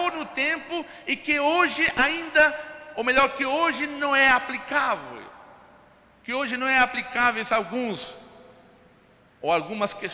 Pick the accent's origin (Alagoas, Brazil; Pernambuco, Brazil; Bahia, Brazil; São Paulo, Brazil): São Paulo, Brazil; Eu me lembro de um rapaz na igreja de onde eu vim, interior de São Paulo, ele gostava de um rock.